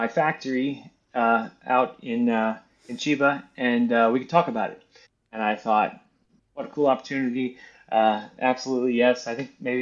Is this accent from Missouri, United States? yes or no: no; between Baton Rouge and New Orleans, Louisiana, United States; I'm from between Baton Rouge and New Orleans.